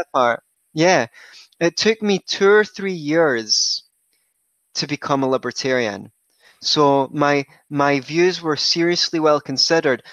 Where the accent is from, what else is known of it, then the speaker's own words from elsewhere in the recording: Scotland, United Kingdom; I grew up in Scotland, where I still reside